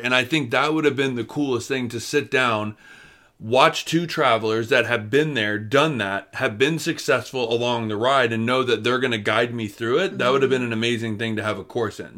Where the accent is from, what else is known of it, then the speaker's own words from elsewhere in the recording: Florida, United States; moved away; we come from Florida